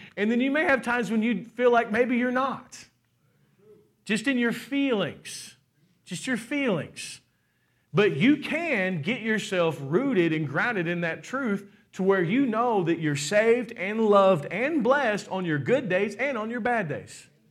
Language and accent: English; Kentucky, United States; We're from Kentucky